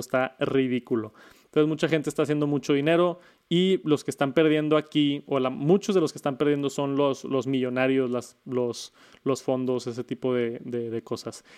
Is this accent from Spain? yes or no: no; Mexico; en mi país, en México